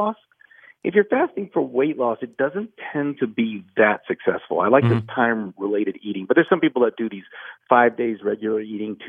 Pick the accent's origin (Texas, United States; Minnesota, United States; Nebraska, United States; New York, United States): Texas, United States; Houston; moved away as an adult; now in Asheville, United States; I grew up in Houston and loved my hospital there